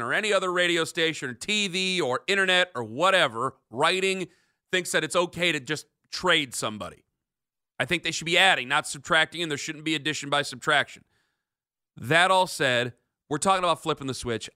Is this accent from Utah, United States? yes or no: no; Canton, Ohio, United States; I grew up in Canton